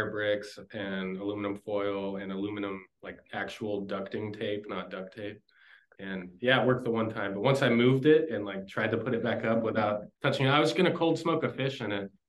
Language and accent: English; Texas, United States; moved away as an adult; also born or lived in San Antonio, Texas; now in Portland, United States; because I grew up in Texas